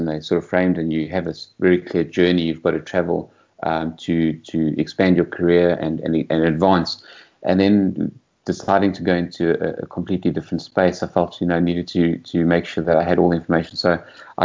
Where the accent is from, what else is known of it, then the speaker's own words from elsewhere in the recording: Boksburg, Gauteng, South Africa; moved away as an adult; also born or lived in London, United Kingdom; I grew up in the East Rand, so Boksburg by the Sea, for the first 22 years of my life was out there